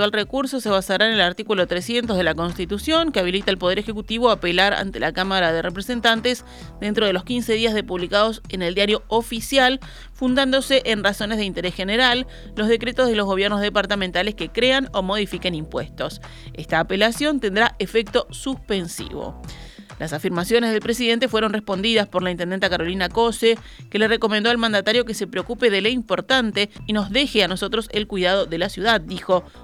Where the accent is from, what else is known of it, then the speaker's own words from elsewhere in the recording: Uruguay; hacerlo más adecuado a lo que realmente nos cuesta como uruguayos el combustible importarlo